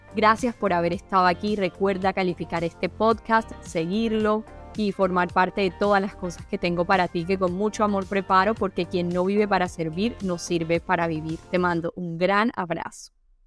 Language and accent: Spanish; Colombia; somos colombianos